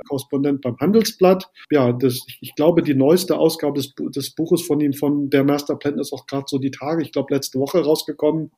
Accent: Germany; bei uns in Deutschland

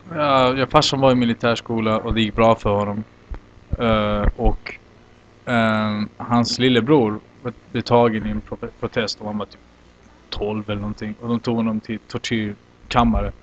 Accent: Olofström, Blekinge, Sweden; now in Santiago, Chile; Jag växte upp i Olofström, eller Blekinge några år.

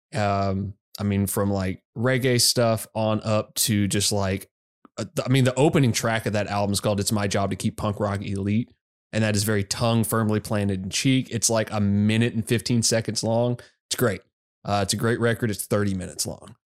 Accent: Arkansas, United States; I grew up in Arkansas

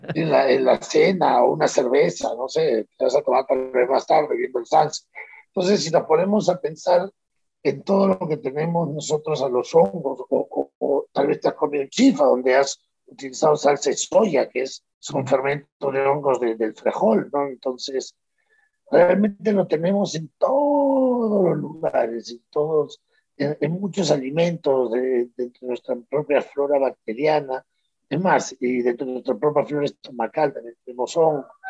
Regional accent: Peru

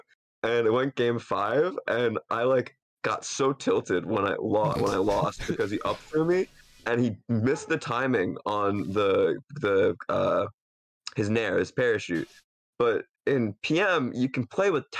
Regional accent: Stroudsburg, Pennsylvania, United States; moved away; also born or lived in New England; I lived in like northeastern Pennsylvania in Stroudsburg.

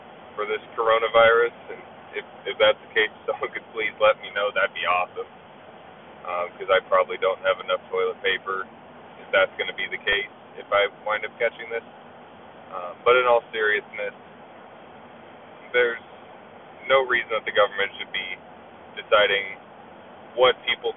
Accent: Anchorage, Alaska, United States; my hometown of Anchorage, Alaska

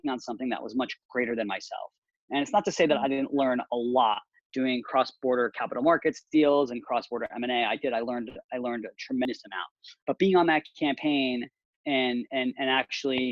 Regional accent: Orange County, California, United States; moved away as an adult; now in San Francisco, United States; growing up in Orange County, first off, there were a lot of people with different views than my own.

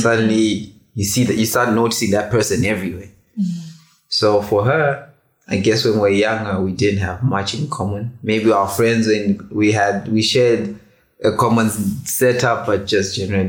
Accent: Botswana; I grew up in Botswana as well.

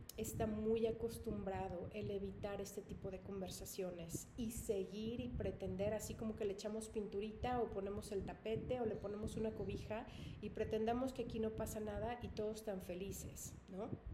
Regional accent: Mexico; yo soy mexicana

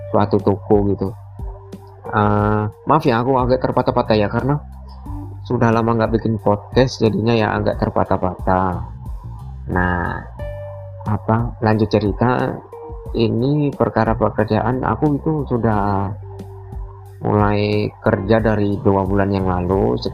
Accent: Muara Teweh, Central Kalimantan, Indonesia; gak bisa pulang lagi ke Muara TW kotaku

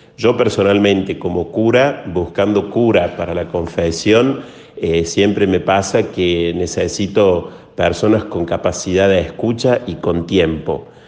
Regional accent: Córdoba, Argentina; Nací en Córdoba, Argentina. Es en el mismo lugar en el que me encuentro aquí ya desde hace algunos años.

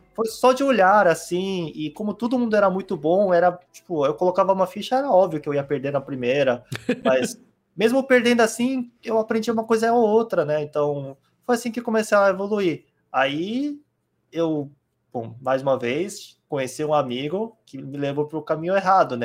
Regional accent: South Korea; Portuguese is a second language; now in Brazil; eu sou coreano mesmo, eu nasci lá e eu nasci num lugar que era interiorzão

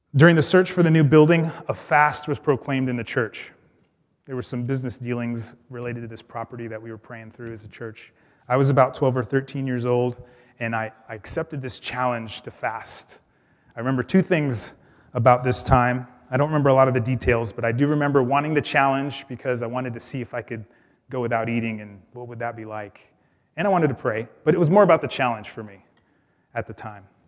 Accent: Los Angeles, California, United States; I grew up in Los Angeles, where my family was part of a Spanish-speaking Pentecostal church

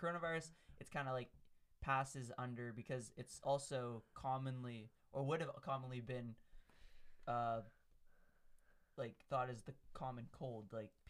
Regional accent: Canada; But we're Canadian, so we don't talk about the U.S.

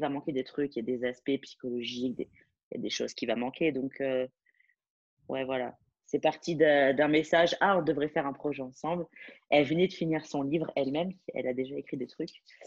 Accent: France; moved away as an adult; now in Dubai, United Arab Emirates; je, je, suis française

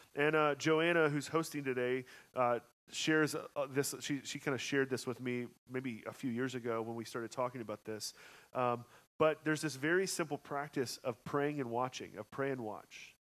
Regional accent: Georgia, United States; also born or lived in Colorado; now in Kansas City, United States; I'm from Georgia

